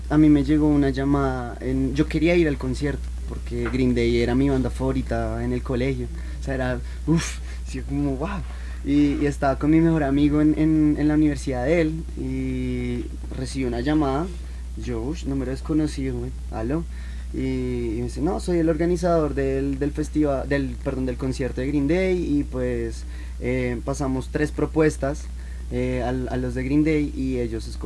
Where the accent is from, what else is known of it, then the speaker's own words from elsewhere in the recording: Bogotá, Colombia; nosotros somos, eh, la mayoría somos de Bogotá